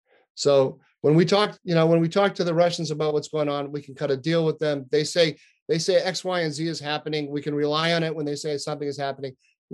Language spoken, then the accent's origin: English; United States; It was actually very upsetting for me as an American